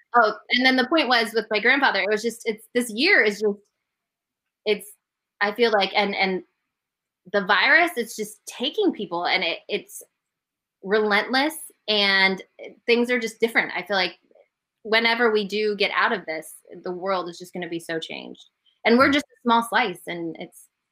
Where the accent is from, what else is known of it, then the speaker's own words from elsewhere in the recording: Denver, Colorado, United States; I grew up in Denver. I was a huge Broncos fan.